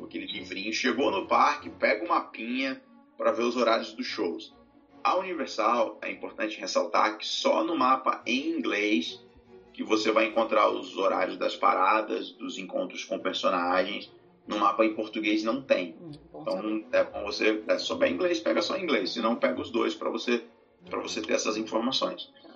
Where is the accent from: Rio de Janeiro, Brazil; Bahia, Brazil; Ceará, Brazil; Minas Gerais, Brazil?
Rio de Janeiro, Brazil; sou do Rio